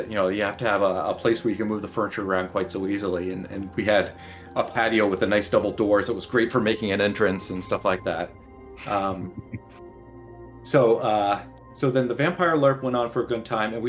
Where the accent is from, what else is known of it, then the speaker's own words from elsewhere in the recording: San Diego, California, United States; I grew up in San Diego, so I was able to go home on weekends.